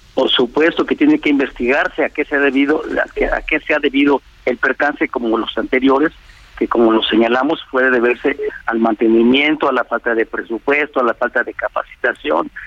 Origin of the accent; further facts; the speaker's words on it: Mexico City, Mexico; hemos vivido todas las gentes que nacimos en la Ciudad de México, que ahí vivimos